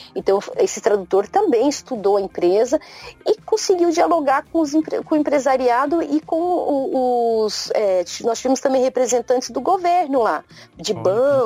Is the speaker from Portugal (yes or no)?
no; Brazil; now in Japan; nós brasileiros